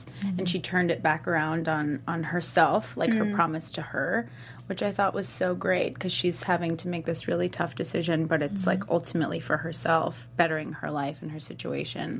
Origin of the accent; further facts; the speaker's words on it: Clearwater, Florida, United States; moved away as an adult; now in Los Angeles, United States; I'm from Florida originally, Clearwater Beach. It's near Tampa